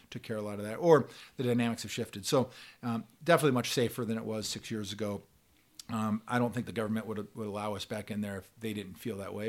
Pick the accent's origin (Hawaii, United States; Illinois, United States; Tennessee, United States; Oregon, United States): Oregon, United States; Bend; moved away; I grew up in Bend, Oregon